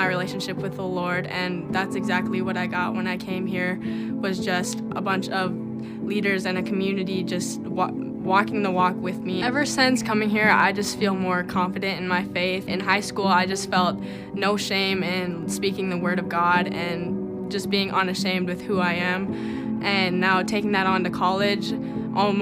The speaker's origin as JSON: {"language": "English", "town": "Larimore", "region": "North Dakota", "country": "United States", "said": "I'm from Larimore, North Dakota, and I now attend Mabel State University"}